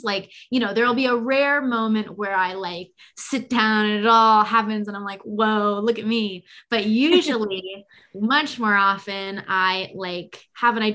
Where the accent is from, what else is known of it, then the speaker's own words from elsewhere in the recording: Bay Area, California, United States; I'm from the Bay Area and live here now